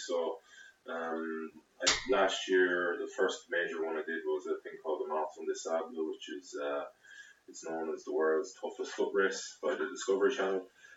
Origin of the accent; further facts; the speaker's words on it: Galway, Connacht, Ireland; I'm from Galway originally, from Renmore. I went to the Bish.